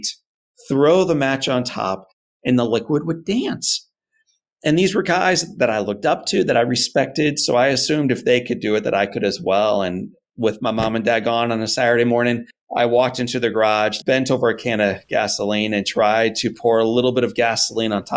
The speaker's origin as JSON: {"language": "English", "town": "St. Louis", "region": "Missouri", "country": "United States", "tie": "born or raised there", "said": "I'm a Missouri guy, born and raised in St. Louis"}